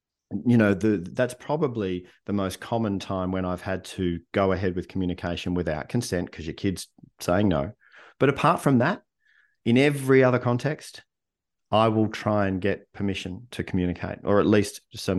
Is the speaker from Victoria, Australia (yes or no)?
yes; Melbourne, Victoria, Australia; it's only weird for me because I grew up in Melbourne, Australia, right?